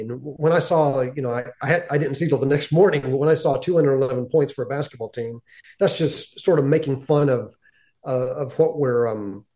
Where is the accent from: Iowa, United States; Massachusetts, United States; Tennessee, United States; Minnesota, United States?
Tennessee, United States; Knoxville; I was born in Knoxville